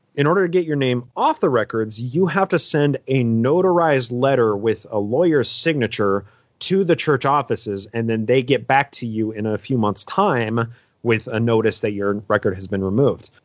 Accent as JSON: {"language": "English", "region": "Utah", "country": "United States", "tie": "born or raised there", "said": "I was born in Utah"}